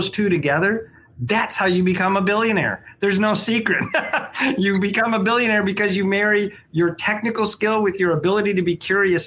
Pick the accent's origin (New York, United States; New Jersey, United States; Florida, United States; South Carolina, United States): New York, United States; Syracuse; now in Michigan, United States; I grew up in Syracuse, New York, so I'm used to snow